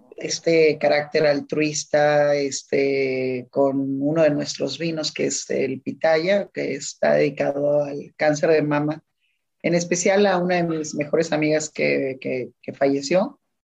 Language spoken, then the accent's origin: Spanish; Ensenada, Baja California, Mexico; yo soy de Ensenada